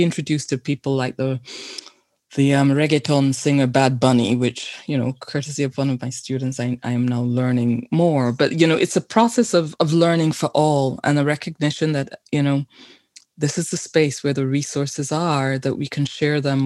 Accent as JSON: {"language": "English", "region": "London", "country": "United Kingdom", "tie": "born or raised there", "moved": "yes", "lives_now": "Canada", "said": "I was born in London, but to Caribbean immigrants in the 1950s"}